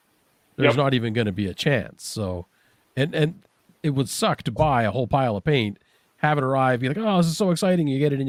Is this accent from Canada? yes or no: yes; Canada; And I as a Canadian